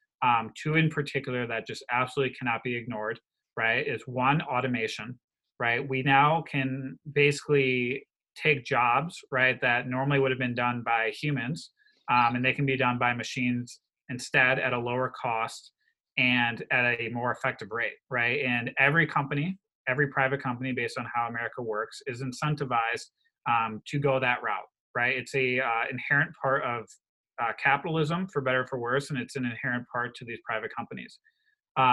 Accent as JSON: {"language": "English", "region": "Wisconsin", "country": "United States", "said": "I come from Wisconsin. The majority of my state is very rural"}